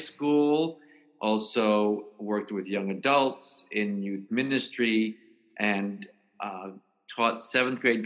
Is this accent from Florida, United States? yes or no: yes; South Florida, United States; moved away as an adult; also born or lived in Chicago; I'm from South Florida and I was as an adult in Chicago as an adopted hometown